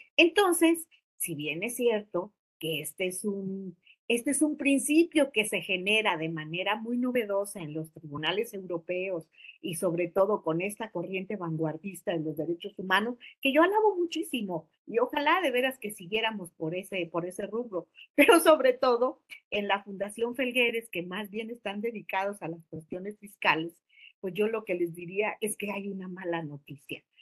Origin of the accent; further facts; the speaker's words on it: Mexico; como mexicanos